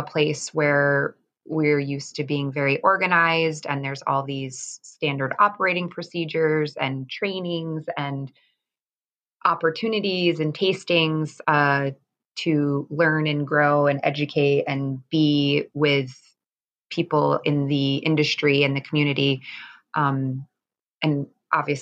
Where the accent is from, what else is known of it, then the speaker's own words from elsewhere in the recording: Star Lake, New York, United States; now in Saranac Lake, United States; I grew up in Star Lake, which is a very small town. It's a little over an hour and a half from Saranac and Lake Placid area.